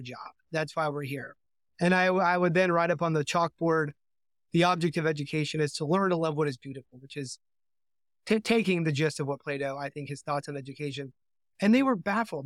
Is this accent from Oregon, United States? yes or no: yes; Oregon, United States; I grew up in Oregon